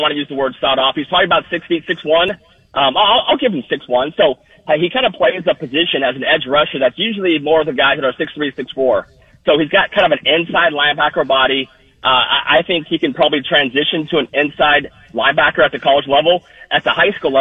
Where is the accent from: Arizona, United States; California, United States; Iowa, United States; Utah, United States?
California, United States; Southern; I'm from Southern California